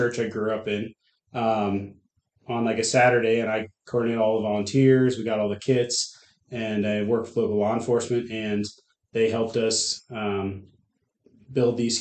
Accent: Whitehall, Pennsylvania, United States; moved away as an adult; now in York, Nebraska, United States; I grew up in Whitehall, Pennsylvania. So that's about an hour north of Philly

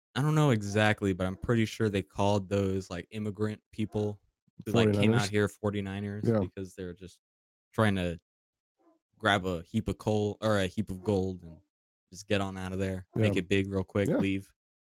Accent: El Paso, Texas, United States; in my hometown, El Paso

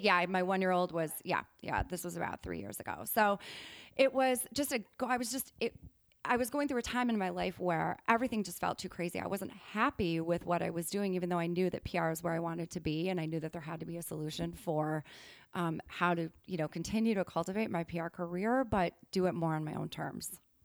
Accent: Wisconsin, United States; moved away as an adult; also born or lived in New York; I'm from Wisconsin originally.

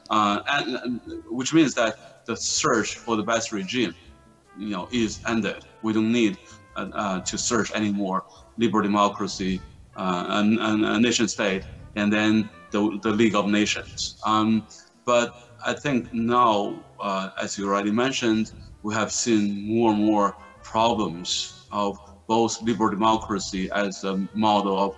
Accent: China; English is a second language; so I'm from China, and you know, China was defeated by the Western powers, you know, 150 years ago.

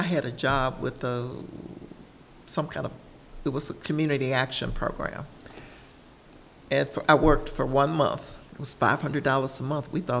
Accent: Birmingham, Alabama, United States; moved away as an adult; I grew up in Birmingham, Alabama

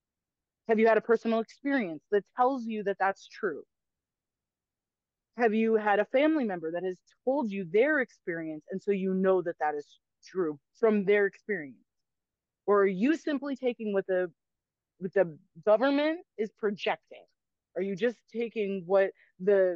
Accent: United States; as an American

